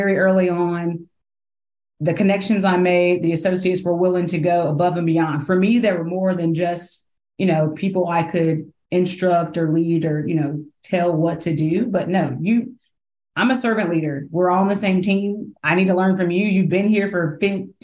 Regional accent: Indiana, United States; moved away as an adult; now in South Carolina, United States; I'm originally from Indiana. I came down here to play basketball and the weather kept me here

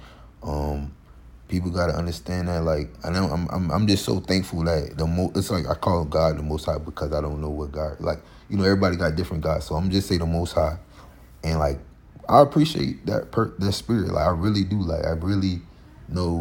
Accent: Florida, United States; we're from Florida

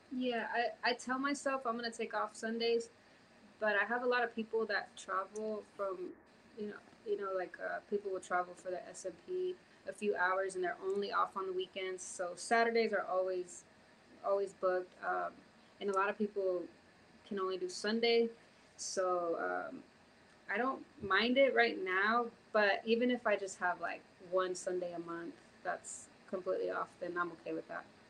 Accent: Houston, Texas, United States; also born or lived in California / Florida / Mexico; now in Fort Worth, United States; lived in Houston up until middle school.

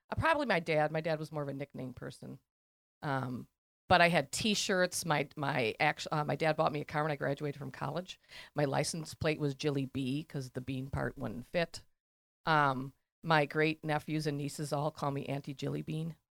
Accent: Elm Grove, Wisconsin, United States; born or raised there

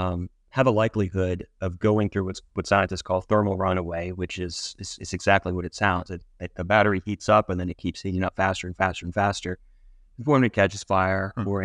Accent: Mississippi, United States; also born or lived in Cincinnati / Washington, D.C.; now in Fairfax, United States; No, I'm originally from Mississippi.

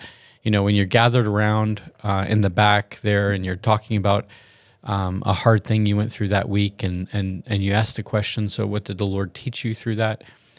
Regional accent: the South, United States; Yeah, so I'm from the South, and so that's why I know that.

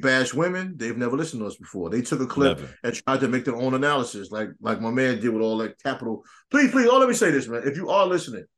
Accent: New York, United States; I'm from New York

